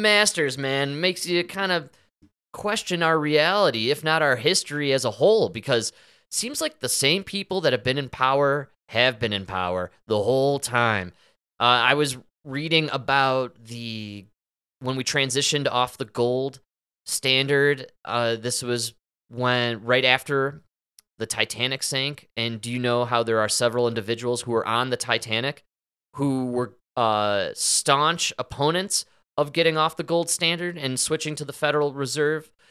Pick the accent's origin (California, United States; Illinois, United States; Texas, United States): Illinois, United States; Chicago; growing up in Chicago, in the suburbs